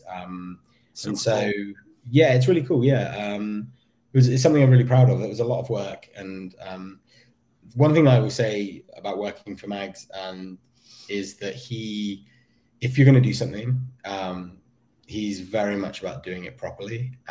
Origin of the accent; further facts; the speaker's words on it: United Kingdom; I do always think it's quite ironic that I, as a as a Brit, I end up doing a lot of the rev- like you know a lot